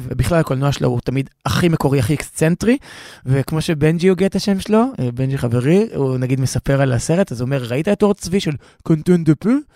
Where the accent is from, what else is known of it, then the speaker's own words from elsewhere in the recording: Tel Aviv, Tel Aviv District, Israel; גרתי 22 שנה בתל אביב, ולפני זה גם בעצם הבניין שבו גדלתי בתל אביב, אצל סבא וסבתא שלי